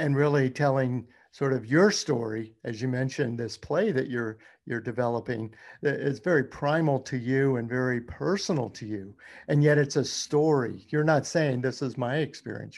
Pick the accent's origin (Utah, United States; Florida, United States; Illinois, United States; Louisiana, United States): Louisiana, United States; moved away; also born or lived in Baton Rouge; that is my home state, Louisiana